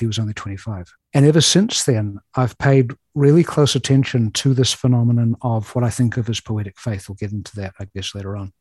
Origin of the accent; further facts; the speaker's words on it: New Zealand; moved away as an adult; now in Chicago, United States; I have a peculiar accent, which you may already have noticed. And that's because I was born and raised in New Zealand.